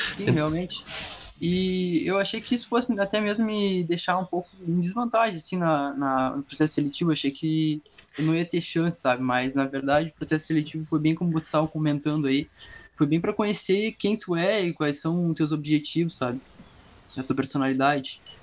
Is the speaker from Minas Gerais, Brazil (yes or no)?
no; Pelotas, Rio Grande do Sul, Brazil; Eu sou de Pelotas, eu tenho 19 anos